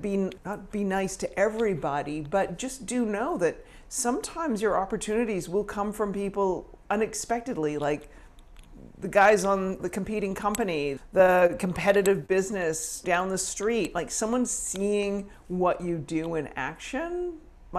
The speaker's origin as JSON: {"language": "English", "town": "Victoria", "region": "British Columbia", "country": "Canada", "tie": "born or raised there", "also_born_or_lived": "Manhattan, New York", "moved": "as an adult", "lives_now": "New York, United States", "said": "I grew up in Victoria, British Columbia"}